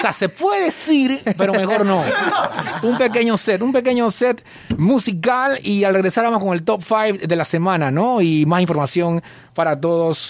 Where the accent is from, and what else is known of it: Panama